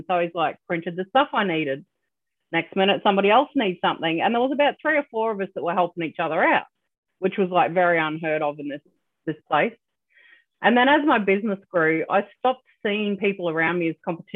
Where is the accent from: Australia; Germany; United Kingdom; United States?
Australia; I'm Australian